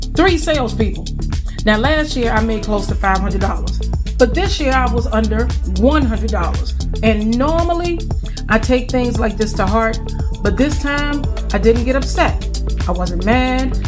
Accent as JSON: {"language": "English", "town": "Farmville", "region": "Virginia", "country": "United States", "tie": "born or raised there", "moved": "yes", "said": "Today I am at my hometown of Farmville, Virginia, taking care of my mom for the next three weeks"}